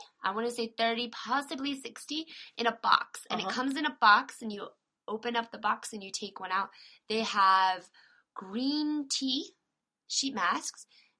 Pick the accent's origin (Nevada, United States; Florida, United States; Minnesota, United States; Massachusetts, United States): Florida, United States; I'm from Florida.